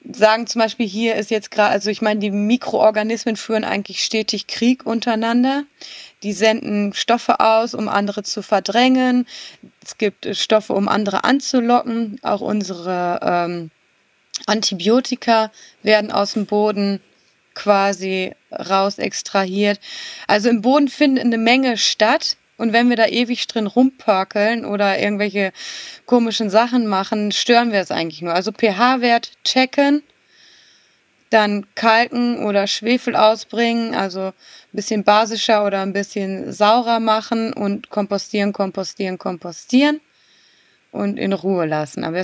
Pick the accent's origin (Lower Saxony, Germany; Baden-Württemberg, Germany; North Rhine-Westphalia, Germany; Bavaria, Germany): North Rhine-Westphalia, Germany; Kranenburg; weil ich gerade die Ehre habe und meinen Heimat, Ort komplett umzugestalten mit dem großen Thema grüne Gartenstadt Kranenburg